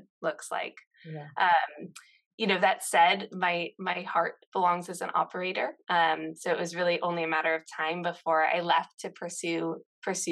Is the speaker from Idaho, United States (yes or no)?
no; Seattle, Washington, United States; moved away as an adult; also born or lived in San Francisco; I grew up in Seattle, sort of in the pre-Amazon era.